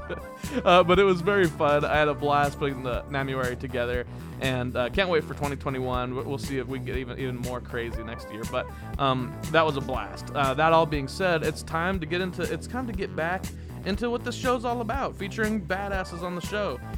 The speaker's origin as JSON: {"language": "English", "region": "Kansas", "country": "United States", "said": "I'm from Kansas"}